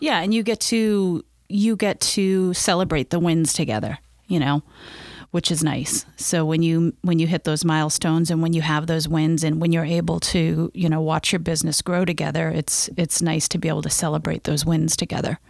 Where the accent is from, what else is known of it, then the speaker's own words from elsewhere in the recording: Maine, United States; I grew up in Maine